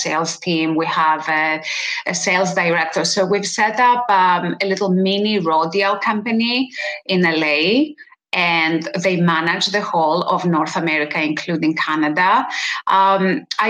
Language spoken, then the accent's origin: English; Greece; moved away; I was born in Greece